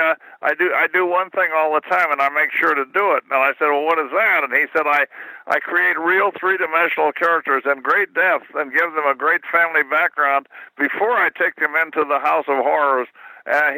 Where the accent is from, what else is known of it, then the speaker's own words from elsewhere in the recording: Kansas City, Missouri, United States; moved away as an adult; I spent the first 19 years of my life in Kansas City